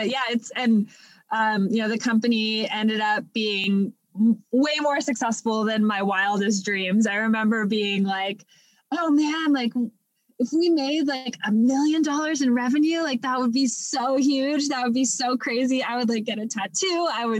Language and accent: English; Los Angeles, California, United States; now in Texas, United States; I actually grew up in Los Angeles